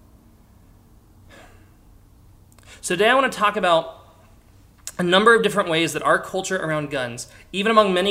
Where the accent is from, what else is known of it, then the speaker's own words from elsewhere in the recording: Pennsylvania, United States; I grew up in Pennsylvania, for crying out loud, a state with more guns than people